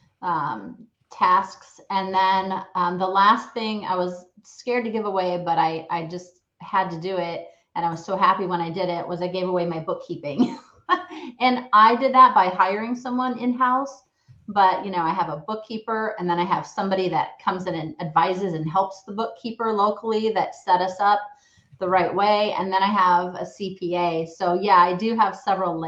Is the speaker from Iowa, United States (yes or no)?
yes; Ames, Iowa, United States; the town Ames where I started, my kind of more my hometown